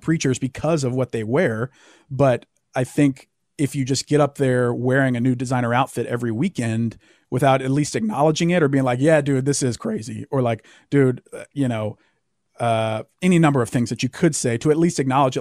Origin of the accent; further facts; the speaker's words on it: the Southern United States, United States; growing up in the South